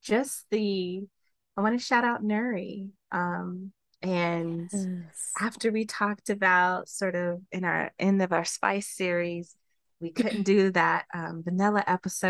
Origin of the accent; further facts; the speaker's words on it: Colorado, United States; I'm from Colorado, bitches. Like, don't hate on my perfect accent